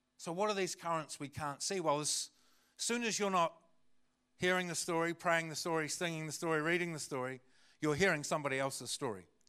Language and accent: English; Christchurch, Canterbury, New Zealand; also born or lived in Kaiapoi, North Canterbury; I was born and raised in Aotearoa Christchurch